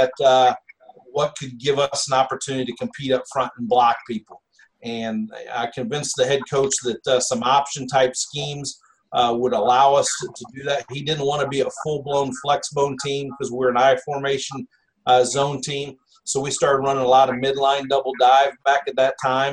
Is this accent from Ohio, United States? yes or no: no; Eureka, Missouri, United States; moved away as an adult; now in Jacksonville, United States; I grew up in St. Louis, Eureka, Missouri, where Six Flags is where I went to high school